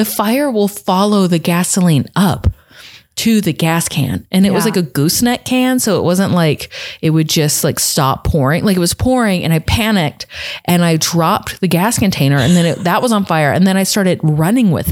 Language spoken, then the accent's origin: English; Texas, United States; moved away; I was visiting home. I'm from Texas.